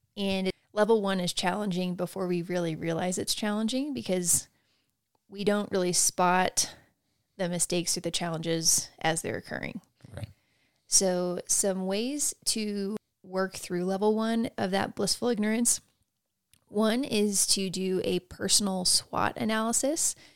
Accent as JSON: {"language": "English", "region": "Texas", "country": "United States", "tie": "born or raised there", "said": "growing up in Texas"}